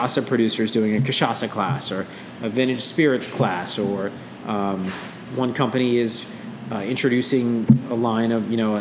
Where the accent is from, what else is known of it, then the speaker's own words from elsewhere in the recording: New Orleans, Louisiana, United States; I'm from New Orleans, really, really deep roots in the city